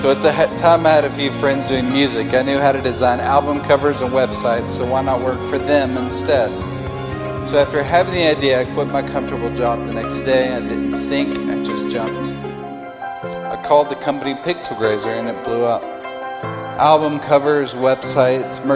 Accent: Hendersonville, Tennessee, United States; also born or lived in Nashville, Tennessee; I was born in Nashville, Tennessee, and I grew up in a suburb called Hendersonville

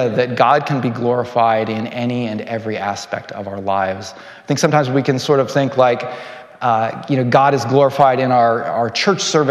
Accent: California, United States; moved away as an adult; also born or lived in Morioka, Japan; now in Japan; I'm originally from California

